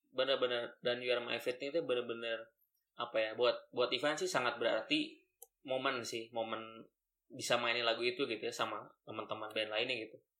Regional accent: Bandung, West Java, Indonesia; saya dari SMA 5 Bandung

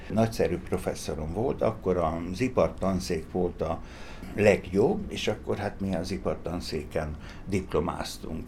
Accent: Szeged, Csongrád-Csanád, Hungary; Tőzsgyőkeres Szegedi vagyok

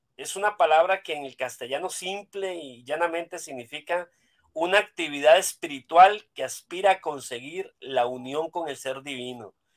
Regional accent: Costa Rica; now in Culiacán, Mexico; soy costarricense también. Solo que a diferencia de, de Dani, yo soy, yo vivo en México

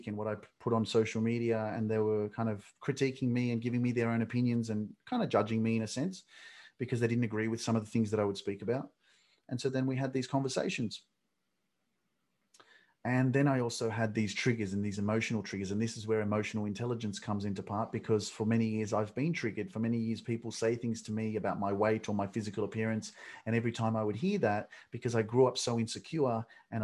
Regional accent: Sydney, New South Wales, Australia; also born or lived in Newcastle; I grew up in Sydney

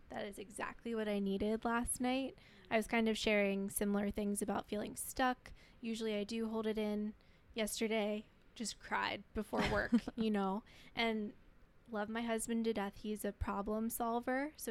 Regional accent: Pennsylvania, United States; Um, I'm not from here either. I'm from Pennsylvania

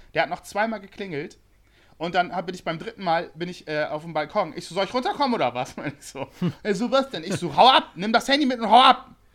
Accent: Bremen, Germany; now in Hamburg, Germany; ich komme aus Bremen

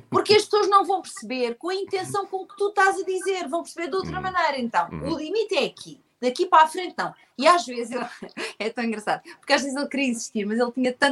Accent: Barreiro, Lisbon, Portugal; moved away as an adult; also born or lived in Mozambique; barreirense de gema, não é? Vivi lá até aos meus 20 eh, anos

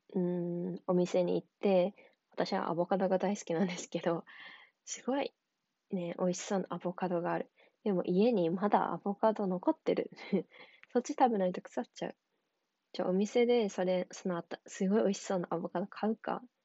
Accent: Tokyo, Japan; 私は東京に住んで、まあ、生まれ育ってきたので

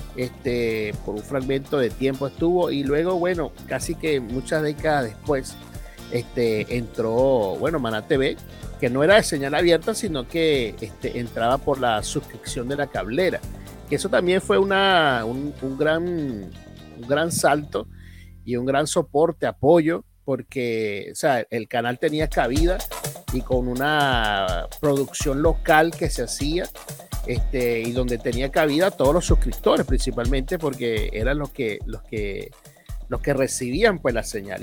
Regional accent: Venezuela; moved away; allá en Venezuela, en mi país

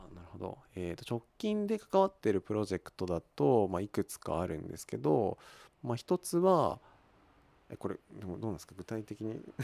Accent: Kawagoe, Saitama, Japan; also born or lived in Tokyo; 川越生まれではないんですけれども、 まあ、ほとんど川越育ちで大体20年ぐらい

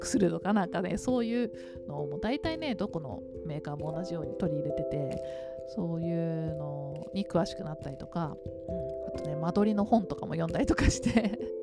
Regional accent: Tokyo, Japan; 自分はね東京育ち

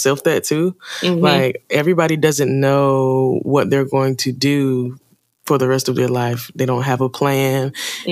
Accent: Charlotte, North Carolina, United States; I'm from Charlotte, North Carolina. Well, I've been here for most of my life

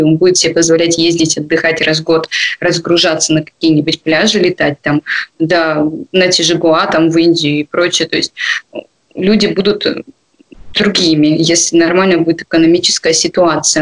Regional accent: Komsomolsk-on-Amur, Khabarovsk Krai, Russia; А мы вообще из Комсомольска

